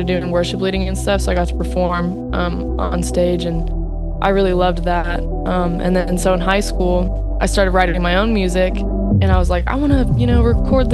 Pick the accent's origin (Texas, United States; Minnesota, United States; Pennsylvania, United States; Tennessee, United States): Texas, United States; Dallas; I am from Texas, the Dallas-Fort Worth area